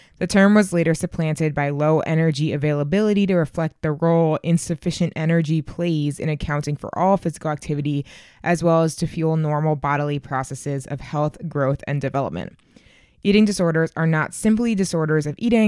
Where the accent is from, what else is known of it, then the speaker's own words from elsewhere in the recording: Boston, Massachusetts, United States; My hometown marathon, the Boston Marathon